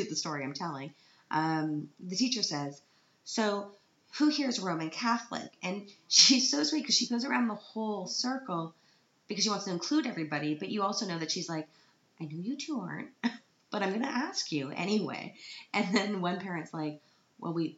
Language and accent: English; Canada; now in Vienna, Austria; because I'm Canadian